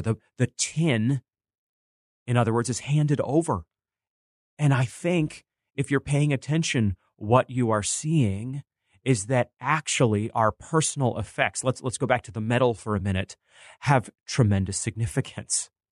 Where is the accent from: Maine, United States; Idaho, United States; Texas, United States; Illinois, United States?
Maine, United States; Bangor; growing up in Maine